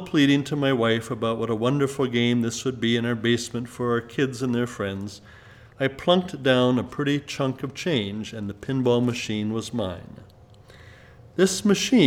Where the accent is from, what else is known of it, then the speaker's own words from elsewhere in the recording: Southern California, United States; Growing up in Southern California